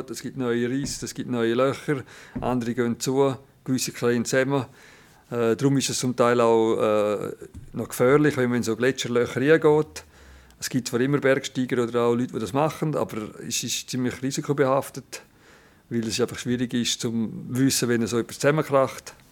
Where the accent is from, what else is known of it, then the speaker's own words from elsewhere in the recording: Landquart, Graubünden, Switzerland; Das ist Padre Gazzis Nachbardörfli und oben da ist der Pizol und ich bin gerade in Langquart aufgewachsen.